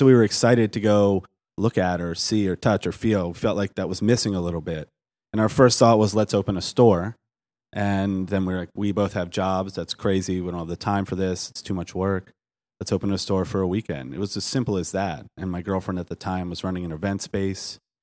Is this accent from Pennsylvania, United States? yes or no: no; Baltimore, Maryland, United States; I'm from Baltimore